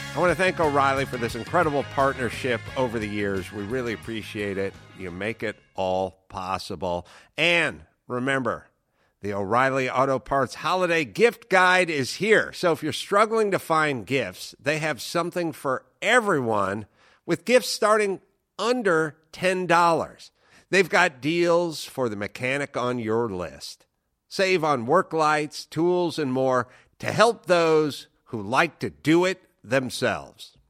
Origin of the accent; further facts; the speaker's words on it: Southern California, United States; I'm from Southern California. We had Baja bugs all over the place